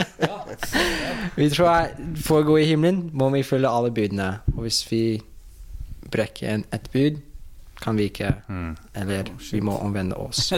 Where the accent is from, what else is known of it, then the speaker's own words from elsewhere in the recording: Oklahoma, United States; Norwegian is a second language; moved away as an adult; now in Norway; jeg kommer fra Oklahoma